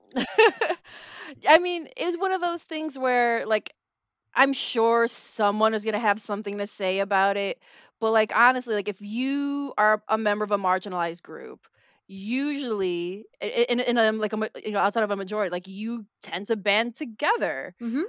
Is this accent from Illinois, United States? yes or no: yes; Chicago, Illinois, United States; Filipino American, born and raised in Chicago